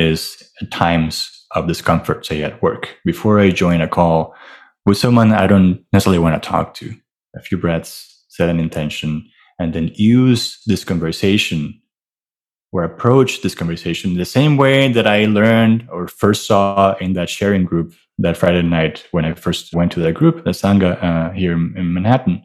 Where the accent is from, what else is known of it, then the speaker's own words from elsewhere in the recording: Venezuela; also born or lived in Miami; now in New York, United States; I'm from Venezuela. I grew up in a house, a wonderful family